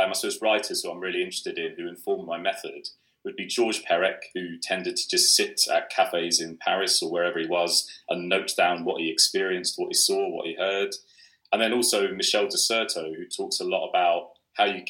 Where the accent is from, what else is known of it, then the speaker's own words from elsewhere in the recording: West Country, South West England, United Kingdom; moved away; I grew up in the West Country